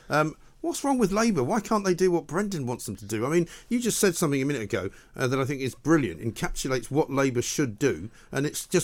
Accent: London, United Kingdom; and I say this as a Londoner, is London.

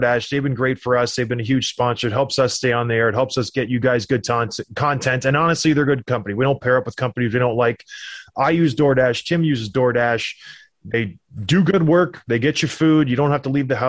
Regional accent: Ontario, Canada; I'm from Ontario

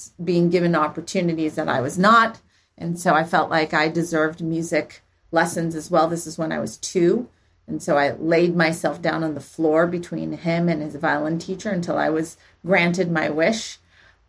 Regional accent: Palo Alto, California, United States; also born or lived in Santa Monica; I grew up actually in Palo Alto.

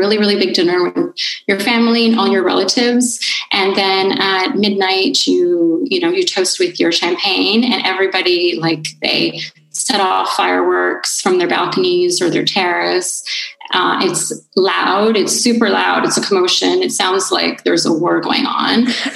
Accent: Canada; moved away as an adult; now in Italy; me being Canadian

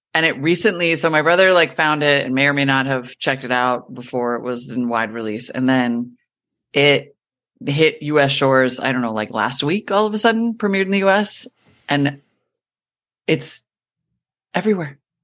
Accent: United States; also born or lived in Montana / North Dakota; when I was growing up in Montana and North Dakota

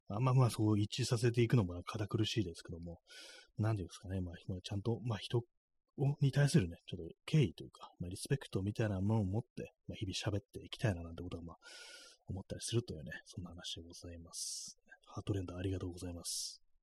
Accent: Tokyo, Japan; accent: Edo-ben; 私もなんか東京の人間

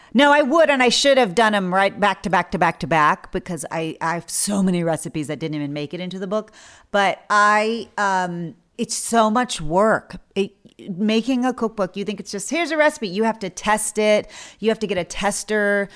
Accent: South Texas, United States; I grew up in South Texas, which is near the border from Mexico

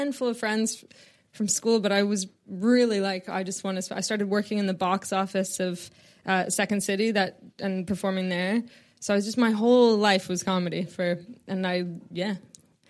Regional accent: Canada; I'm from Canada

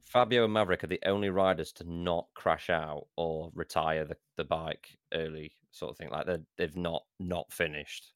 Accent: Derbyshire, East Midlands, United Kingdom; moved away as an adult; now in Brighton, United Kingdom; I'm going from Brighton back home to Derbyshire

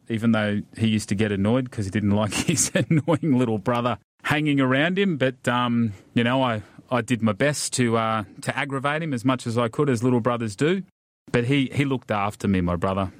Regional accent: Ipswich, Queensland, Australia; now in Wollongong, Australia; Grew up just outside of Ipswich, which is a reasonably big town just outside of Brisbane

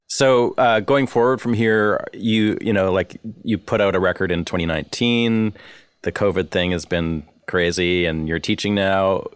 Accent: Vancouver, British Columbia, Canada; I'm from Vancouver

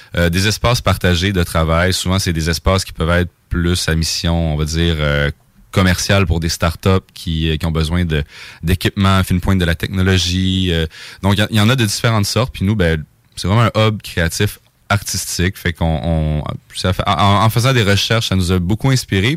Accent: Saguenay, Quebec, Canada; moved away; je viens du Saguenay. Fait que c'est la première fois que je jouais chez nous

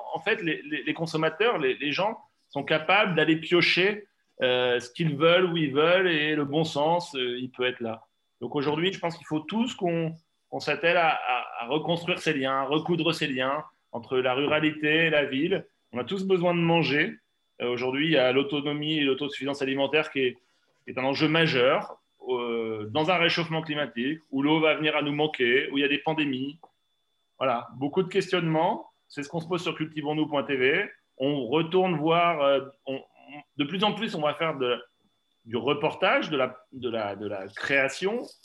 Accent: Poitou, Nouvelle-Aquitaine, France; chez moi dans le Poitou

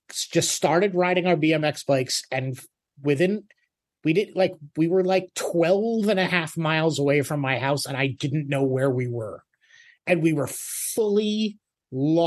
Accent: Woonsocket, Rhode Island, United States; I grew up in the Woonsocket area of Rhode Island

